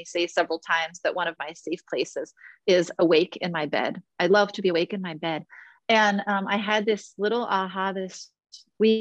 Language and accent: English; Philadelphia, Pennsylvania, United States; my hometown of Philadelphia.